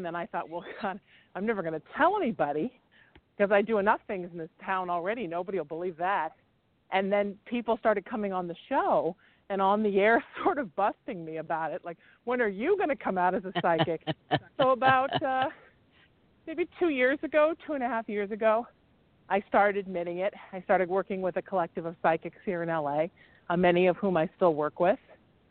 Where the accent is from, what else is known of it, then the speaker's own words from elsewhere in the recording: Huntington Beach, California, United States; also born or lived in New Haven, Connecticut / Chicago / Baltimore; I'm originally from New Haven, Connecticut. Lived in Chicago for a while as a kid, then Baltimore. We moved to California when I was 13, and I grew up in Surf City, which is where I am right now, Huntington Beach, California.